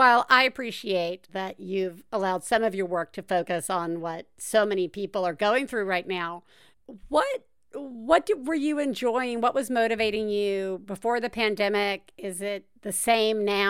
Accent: the South, United States; I'm from the South.

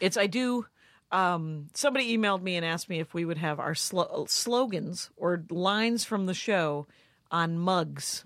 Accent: United States; I'm an American

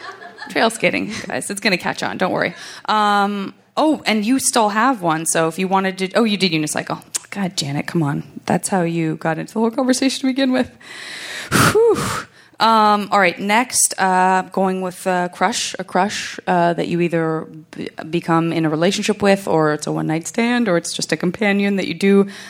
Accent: Los Angeles, California, United States; Listen, I'm from Los Angeles. We don't have a lot of parks and stuff.

